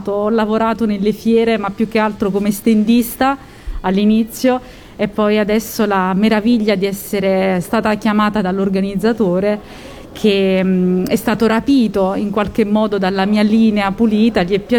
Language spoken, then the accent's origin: Italian; Naples, Campania, Italy; moved away as an adult; now in Lazio, Italy; Io in realtà sono napoletana, però mi sono spostata dalla mia regione, ho emigrato verso il Lazio